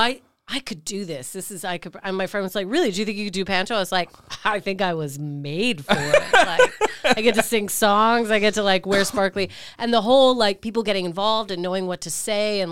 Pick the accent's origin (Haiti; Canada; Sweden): Canada; now in United Kingdom; I'm Canadian